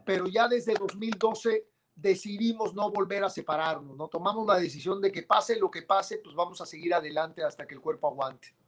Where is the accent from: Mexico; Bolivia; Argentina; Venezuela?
Mexico